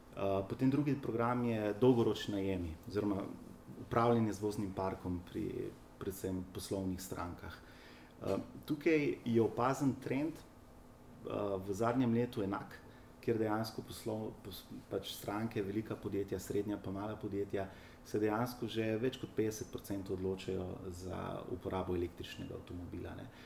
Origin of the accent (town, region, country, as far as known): Slovenia